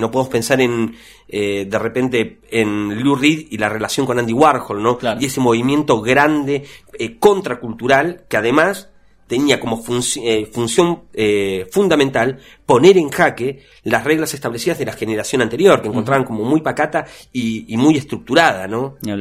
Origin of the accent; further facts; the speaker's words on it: Argentina; en Argentina fuertemente nosotros somos un, referente latinoamericano